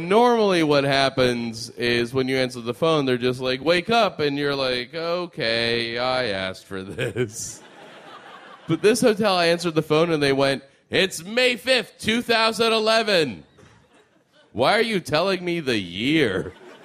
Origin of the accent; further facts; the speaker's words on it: Lexington, Massachusetts, United States; I grew up in Lexington, Massachusetts